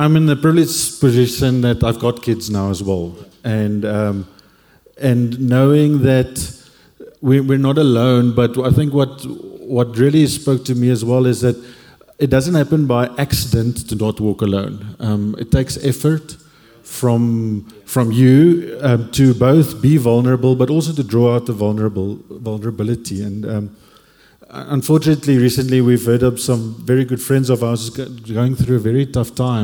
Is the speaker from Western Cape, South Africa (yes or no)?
yes; Cape Town, Western Cape, South Africa; moved away as an adult; also born or lived in Stellenbosch; now in Johannesburg, South Africa; born and raised in Cape